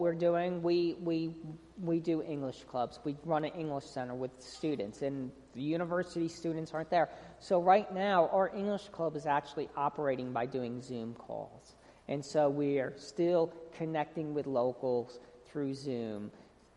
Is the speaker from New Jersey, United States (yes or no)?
yes; New Jersey, United States; moved away as an adult; also born or lived in North Carolina; I am from New Jersey, and I'm Italian